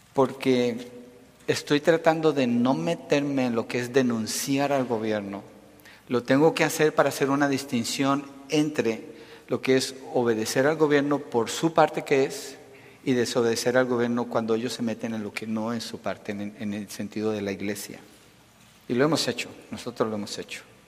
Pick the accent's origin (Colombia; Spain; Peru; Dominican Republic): Colombia; now in United States; Nací en Colombia, pero soy un ciudadano americano